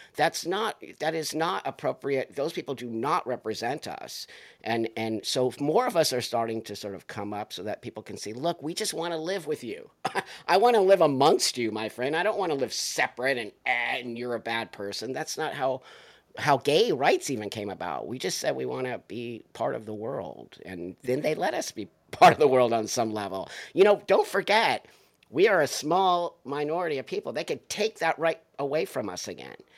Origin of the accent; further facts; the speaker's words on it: United States; I'm an American, dude. I value being American. I've lived in other countries